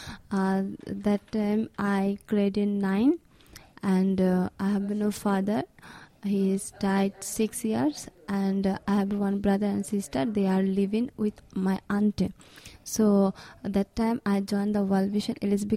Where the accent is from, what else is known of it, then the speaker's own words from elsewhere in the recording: Bangladesh; from Bangladesh.